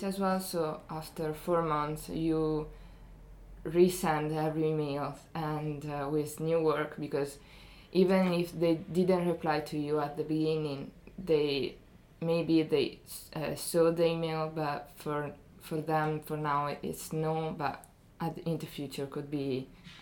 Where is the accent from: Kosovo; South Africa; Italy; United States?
Italy; Ferrara, Emilia-Romagna; moved away as an adult; now in Dundee, United Kingdom; I come from Ferrara, it's near Bologna.